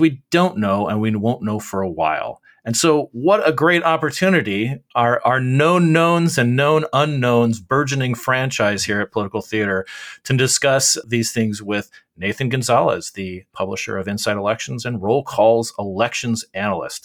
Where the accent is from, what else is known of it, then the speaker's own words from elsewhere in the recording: Arizona, United States; in Arizona, my home state